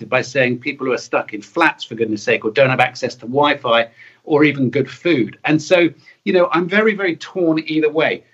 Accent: Taunton, South West England, United Kingdom; I grew up in Somerset

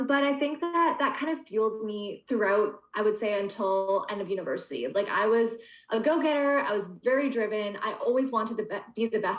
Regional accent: Canada; I was born in Canada and I still live here in Toronto

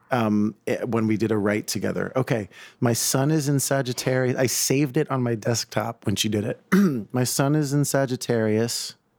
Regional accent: New York City, New York, United States; I grew up in South Brooklyn and Staten Island

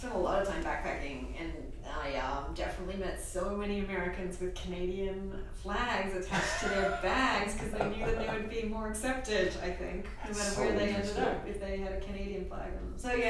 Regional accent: Australia; I'm Australian

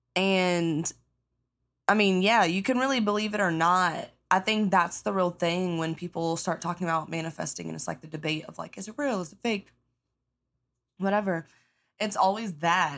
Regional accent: the South, United States; I grew up in the South, you know, good old South

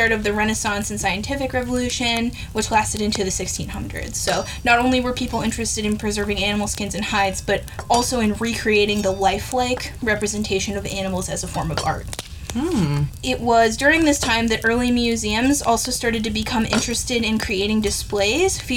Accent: United States; as an American

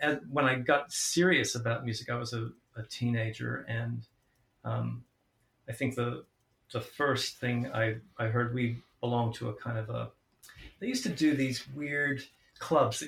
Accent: St. Louis, Missouri, United States; when I was a kid growing up in St. Louis, the Midwest

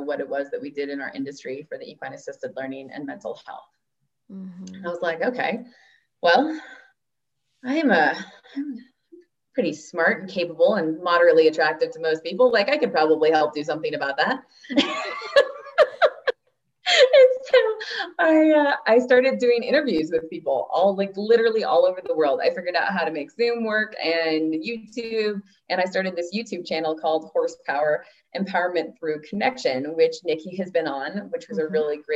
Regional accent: Olympia, Washington, United States; also born or lived in Seattle, Washington; I am originally from Olympia, Washington in the United States of America, and born in Seattle. So I grew up on 15 acres down in Olympia

